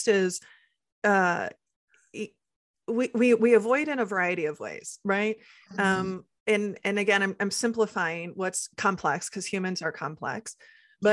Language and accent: English; Midwest, United States; I come from generations, especially growing up in the Midwest and, you know, our Midwest nice